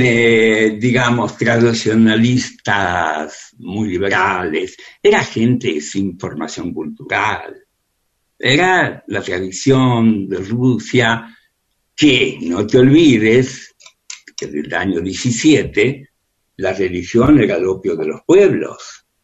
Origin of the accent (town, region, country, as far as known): Buenos Aires, Argentina; born or raised there; moved away as an adult; also born or lived in Soviet Union / Spain / Israel